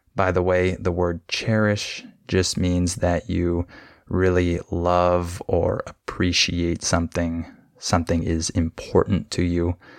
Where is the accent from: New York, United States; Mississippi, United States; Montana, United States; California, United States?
California, United States; when I was growing up in California